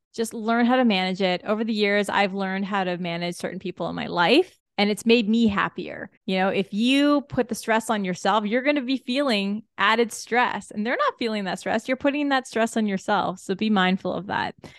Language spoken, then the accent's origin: English; Canada; as a Canadian when you don't get this much sun often